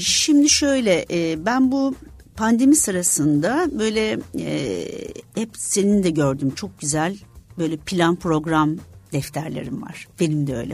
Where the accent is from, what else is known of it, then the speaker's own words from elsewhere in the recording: İzmir, Turkey; Tabii şimdi İzmirliyim aslında suda büyüdük, denizde büyüdük